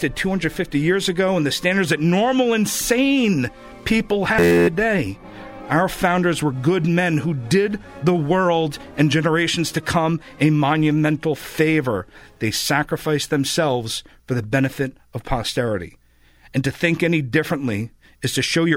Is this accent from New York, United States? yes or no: yes; New York, United States; now in Florida, United States; here in Florida, unlike back home in New York, my former home